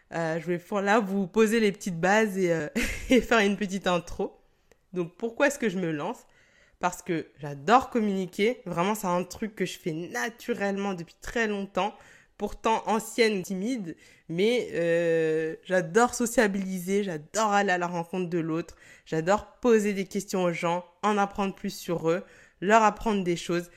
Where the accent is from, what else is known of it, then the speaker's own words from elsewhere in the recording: Cameroon; je suis camerounaise